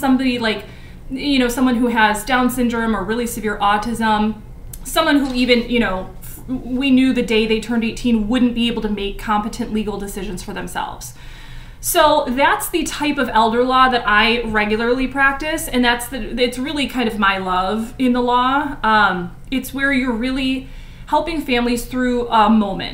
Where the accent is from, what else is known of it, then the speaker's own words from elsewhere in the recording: Chicago suburbs, Illinois, United States; I grew up in the Chicago suburbs